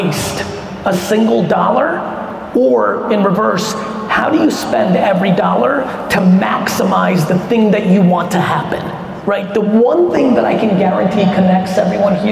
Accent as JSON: {"language": "English", "country": "United States", "tie": "born or raised there", "also_born_or_lived": "Soviet Union", "said": "I came to the US when I was 3 and grew up in the 80s in America"}